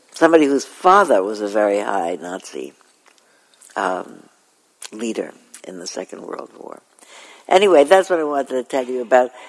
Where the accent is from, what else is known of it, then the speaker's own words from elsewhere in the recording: New York City, New York, United States; moved away; I was born in Flatbush, and I was born in Coney Island actually, and we lived in Flatbush, and then I moved when I was five years old to Ocean Parkway